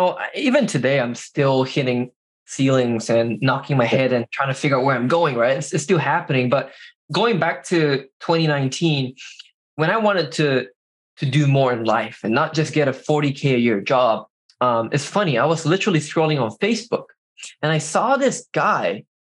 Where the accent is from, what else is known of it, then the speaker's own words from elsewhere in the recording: Seattle, Washington, United States; moved away as an adult; also born or lived in Carbondale, Illinois; I grew up in Seattle, Washington.